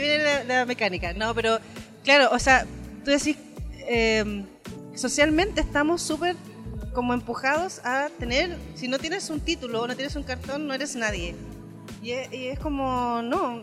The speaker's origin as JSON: {"language": "Spanish", "town": "Puerto Montt", "region": "Los Lagos", "country": "Chile", "said": "yo vengo de la ciudad del Milcao, de la Sopaitilla, del Milcao, del Curanto. Em, en Puerto Montt tenemos este taller"}